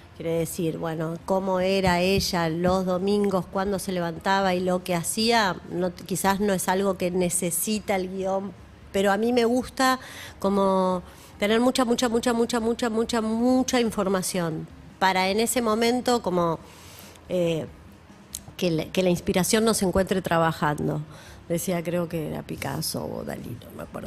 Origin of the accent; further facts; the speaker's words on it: Argentina; somos argentinos